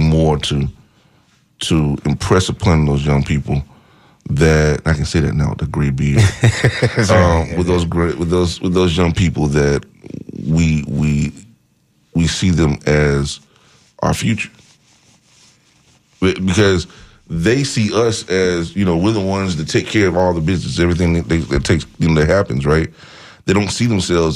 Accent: Bethlehem, United States; only one person that I grew up with in Bethlehem, me, that actually became a pastor.

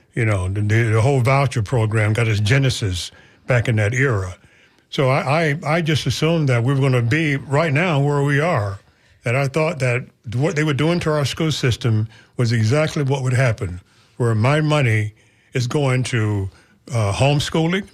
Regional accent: Florida, United States; I was from Florida

